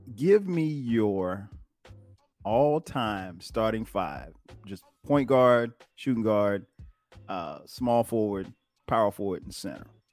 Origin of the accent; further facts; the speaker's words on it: Detroit, Michigan, United States; we're from the Midwest, Detroit, from the D.